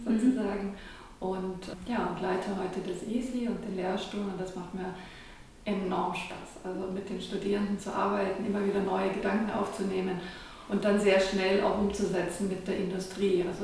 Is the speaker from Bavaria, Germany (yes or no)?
yes; Traunreut, Bavaria, Germany; moved away; ich bin in Dranreuth aufgewachsen, am schönen Chiemsee